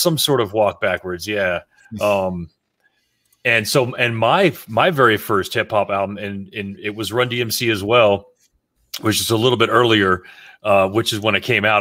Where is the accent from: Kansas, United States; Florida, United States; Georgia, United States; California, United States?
Florida, United States; South; growing up in South Florida because all of us did